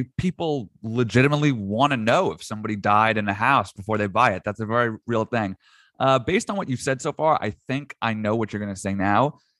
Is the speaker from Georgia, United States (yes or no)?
no; New York, United States; I was born in 1993 and I'm from New York.